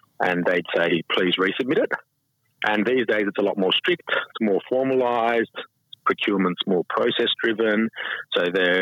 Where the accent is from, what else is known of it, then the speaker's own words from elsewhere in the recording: Sydney, New South Wales, Australia; I grew up in Sydney, but I spent a lot of time down on the New South Wales South Coast.